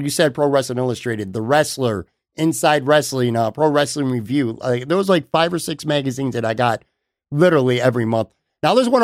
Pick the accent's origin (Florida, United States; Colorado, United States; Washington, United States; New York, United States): New York, United States; Buffalo; I grew up on the West Side, and I would take a ride to Hurdle in Delaware